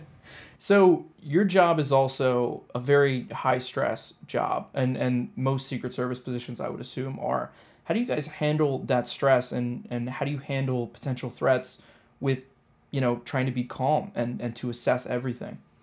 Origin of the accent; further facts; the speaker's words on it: Annapolis, Maryland, United States; Annapolis, Maryland